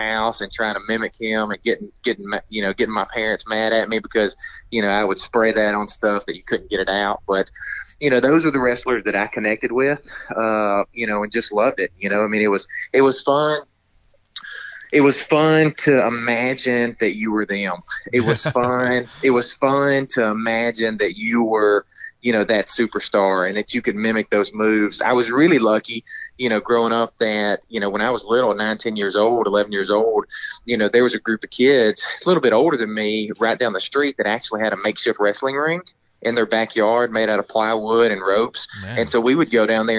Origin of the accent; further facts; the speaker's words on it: North Alabama, United States; I grew up in North Alabama, and my mother is from Vietnam.